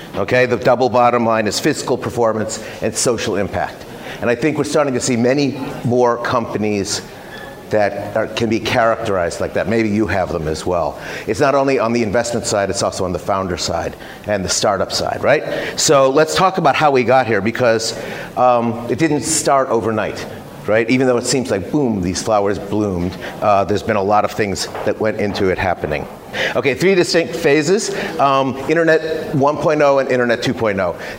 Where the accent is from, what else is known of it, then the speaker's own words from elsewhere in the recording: United States; moved away as an adult; also born or lived in Silicon Valley; now in Singapore; I've been in Asia 27 years. I'm American. Uh, I've lived mostly in Singapore.